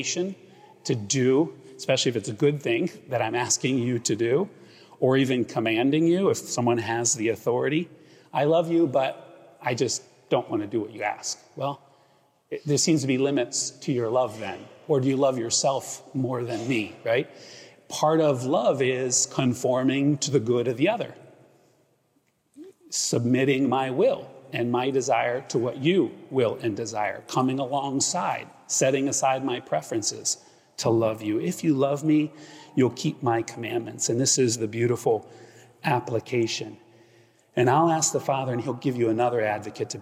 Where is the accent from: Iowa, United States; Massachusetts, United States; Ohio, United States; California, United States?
Ohio, United States; Akron; now in Greenwich, United States; I grew up in Ohio and went to St. Vincent, St. Mary's of basketball fame where LeBron went.